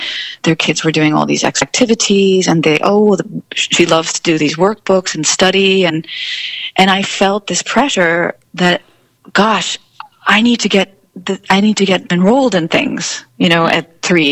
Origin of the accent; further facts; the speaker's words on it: United States; moved away; also born or lived in Rome; as an American